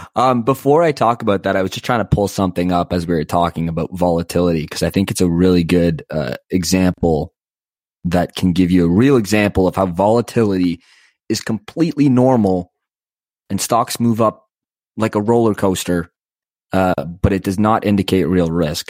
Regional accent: Canada; I'm Canadian

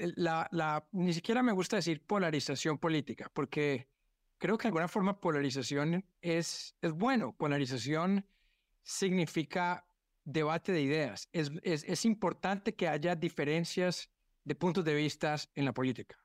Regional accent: Colombia; also born or lived in United States; now in Brazil; siendo colombiano en Brasil

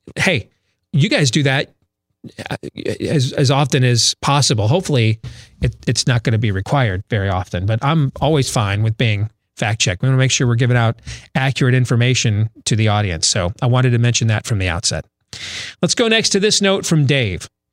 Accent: Iowa, United States; my home state

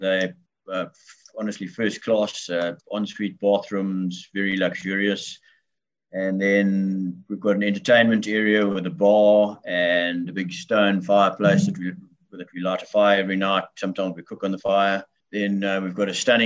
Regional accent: Bedford, Eastern Cape, South Africa; I've lived my entire life in the Bedford area of the Eastern Cape of South Africa

